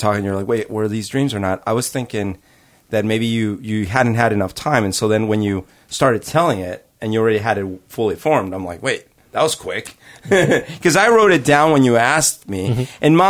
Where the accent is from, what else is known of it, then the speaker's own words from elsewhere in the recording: Bogotá, Colombia; I grew up in Bogota, and in Bogota, Colombia